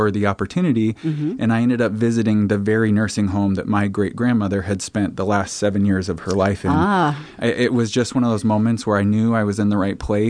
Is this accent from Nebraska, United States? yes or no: yes; Omaha, Nebraska, United States; I'm a fourth-generation Omaha resident.